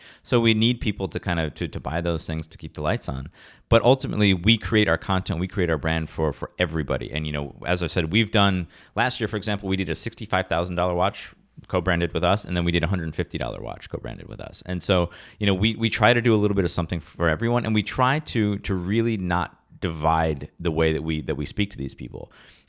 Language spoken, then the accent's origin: English; Rochester, New York, United States; I'm from Rochester, New York, very kind of humble upbringings.